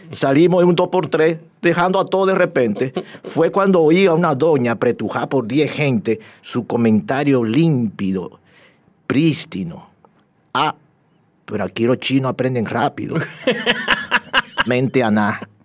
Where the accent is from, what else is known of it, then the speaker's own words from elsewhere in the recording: Dominican Republic; casi toda mi vida la he vivido aquí y me siento dominicano